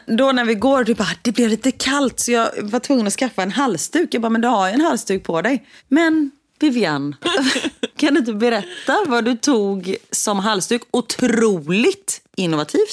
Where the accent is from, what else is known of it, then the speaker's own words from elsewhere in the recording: Gothenburg, Västra Götaland, Sweden; vi är ju från Göteborg